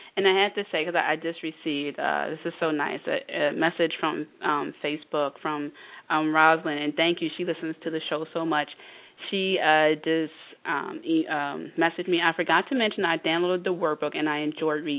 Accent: East Coast, United States; I'm born and raised on the East Coast

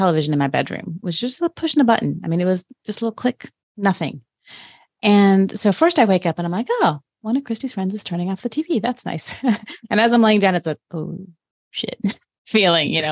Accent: Florida, United States; I'm from Florida, so I slept through many hurricanes.

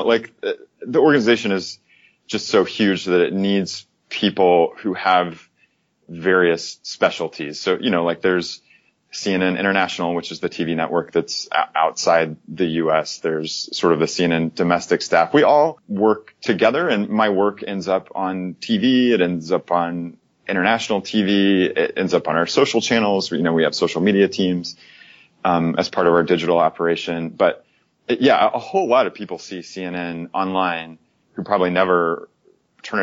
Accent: Oklahoma, United States; now in Atlanta, United States; I grew up in Oklahoma, spent a lot of time there

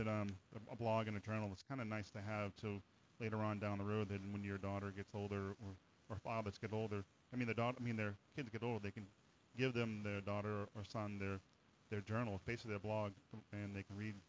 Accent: New Hampshire, United States; I'm from the Northeast. I'm from New Hampshire

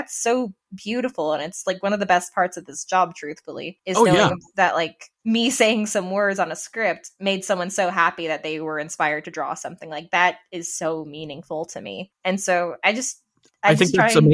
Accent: Las Vegas, Nevada, United States; I'm some kid from Nevada

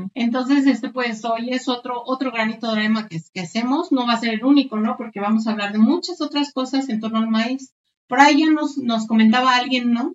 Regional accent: Mexico; para nosotros como cultura mexicana

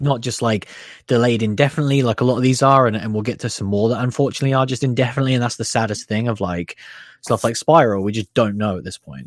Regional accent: United Kingdom; us being British people

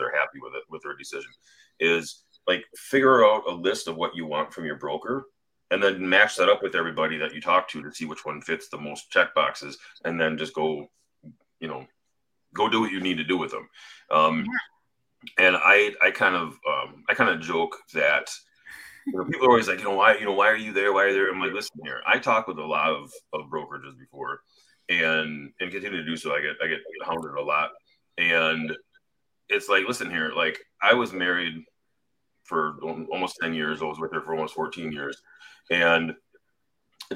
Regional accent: Wisconsin, United States; I'm from Wisconsin.

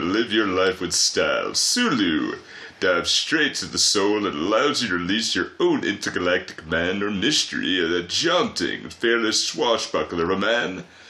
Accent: United States; Oh, I don't know. Okay. I'm American.

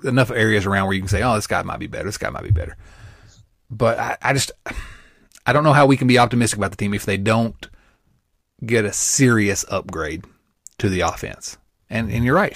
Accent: Southern Indiana, United States; accent: Southern Indiana

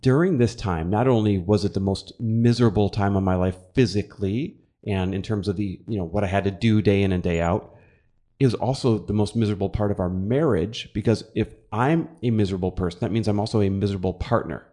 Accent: Midwest, United States; moved away as an adult; i'm midwest born and raised

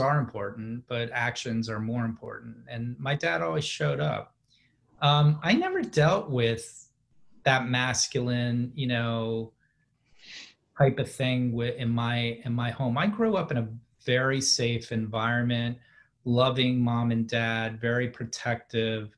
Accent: D.C., Maryland suburbs outside Washington, United States; they moved out to the suburbs right outside the city in Maryland. So that's really where I grew up

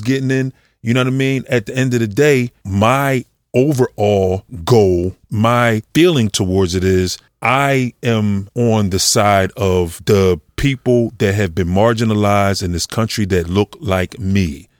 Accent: Philadelphia, Pennsylvania, United States; I grew up in Mount Airy

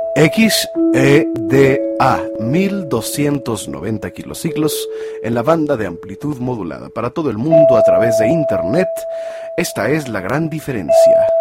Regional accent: Mexico; nuestra antropología, nuestra filosofía como mexicanos

